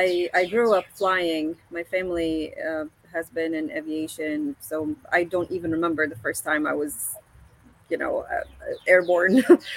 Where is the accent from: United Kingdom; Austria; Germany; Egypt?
Egypt; moved away as an adult; also born or lived in Houston, Texas; now in Orlando, United States; I actually was born and raised in Egypt.